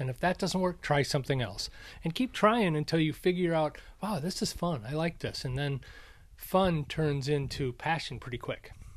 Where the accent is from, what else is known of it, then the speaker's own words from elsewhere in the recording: Minnesota, United States; moved away; also born or lived in Arizona; when I grew up in Minnesota